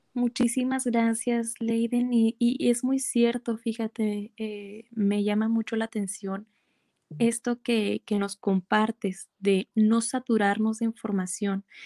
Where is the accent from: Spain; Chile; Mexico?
Mexico; soy psicóloga eh, mexicana